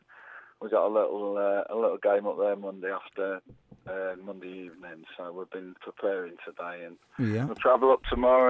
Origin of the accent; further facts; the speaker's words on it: Grimsby, Yorkshire and the Humber, United Kingdom; I came from Grimsby, you know what it's like there, mate.